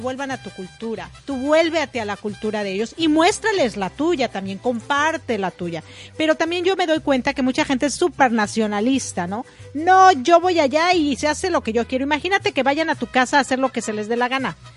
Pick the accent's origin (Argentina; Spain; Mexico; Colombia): Mexico; also born or lived in Ecuador; now in United States; me considero mexicana porque nací ahí